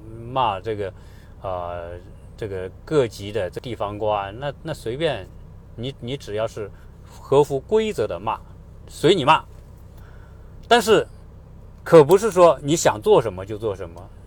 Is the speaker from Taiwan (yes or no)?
no; China